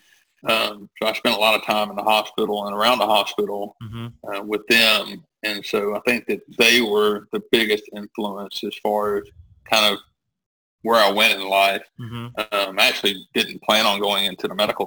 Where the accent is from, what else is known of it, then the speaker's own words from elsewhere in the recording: Millbrook, Alabama, United States; I moved back to my hometown, which is Millbrook, Alabama